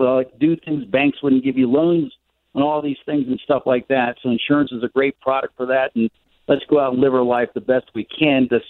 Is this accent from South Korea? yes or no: no; Tampa, Florida, United States; my hometown's here in Tampa